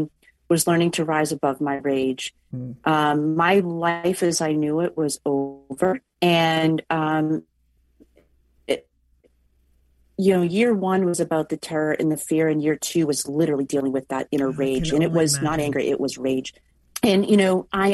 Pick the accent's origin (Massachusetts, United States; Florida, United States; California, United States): Massachusetts, United States; Boston; I'm from Boston.